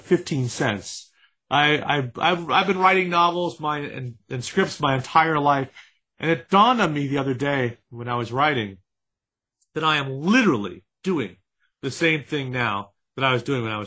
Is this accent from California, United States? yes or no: yes; San Francisco, California, United States; My father was a television anchorman where I grew up in San Francisco